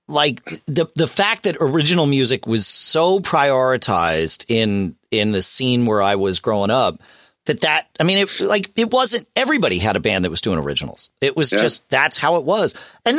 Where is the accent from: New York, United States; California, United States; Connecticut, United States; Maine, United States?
Connecticut, United States; Southern; when I was growing up in Southern Connecticut